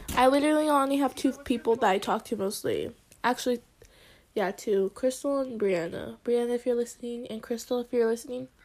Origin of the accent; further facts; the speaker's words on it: United States; I was born in America, but like, oh yeah, I am American